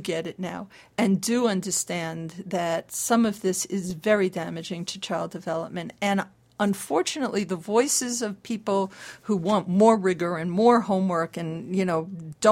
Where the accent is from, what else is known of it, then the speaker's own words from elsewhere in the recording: New York City, New York, United States; now in California, United States; I'm Jewish, I'm from New York City